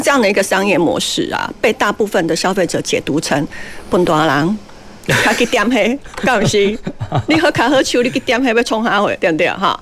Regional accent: Taiwan; 我们台湾人其实比较相对保守又比较乖嘛。

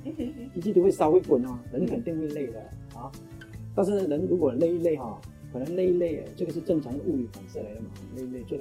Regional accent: Malaysia; now in Singapore; 我本来是马来西亚人，在新加坡工作迟了

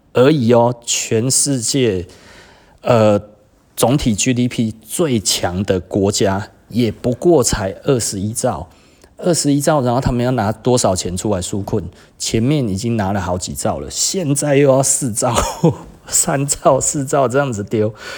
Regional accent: Taiwan; 我们台湾人

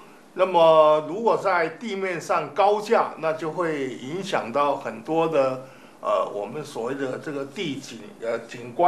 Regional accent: Kaohsiung, Taiwan; 我们都是高雄人嘛，

